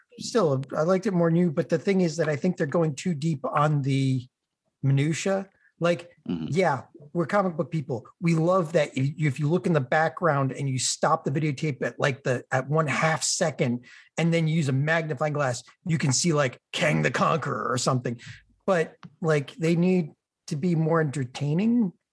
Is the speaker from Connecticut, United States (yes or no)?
yes; Connecticut, United States; I'm from Connecticut, so I know Cumberland Farms.